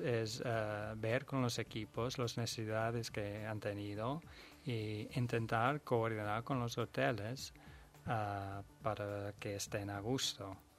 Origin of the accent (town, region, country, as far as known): Netherlands; Spanish is a second language; now in Spain